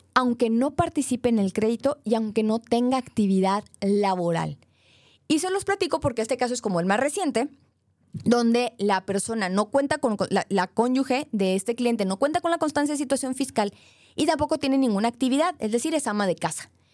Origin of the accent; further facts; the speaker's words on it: Monterrey, Nuevo León, Mexico; yo soy de Monterrey, soy regia